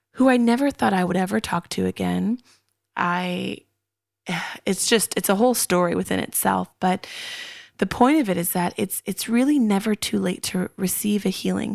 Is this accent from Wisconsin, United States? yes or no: no; Long Beach, California, United States; moved away as an adult; also born or lived in Kansas / Texas / Missouri / San Diego; I grew up in Long Beach, California